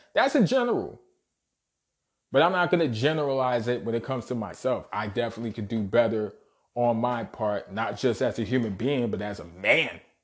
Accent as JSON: {"language": "English", "town": "New York City", "region": "New York", "country": "United States", "tie": "born or raised there", "said": "born and raised in Brooklyn, New York. Shout out Bushwick, shout out Canarsie"}